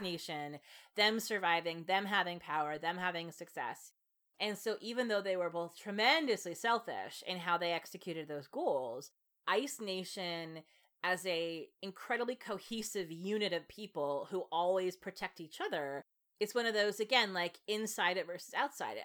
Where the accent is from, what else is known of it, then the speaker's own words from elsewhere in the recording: United States; as an American